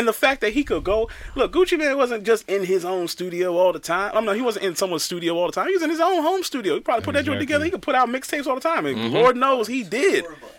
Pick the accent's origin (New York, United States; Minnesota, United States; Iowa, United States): New York, United States; I'm from New York.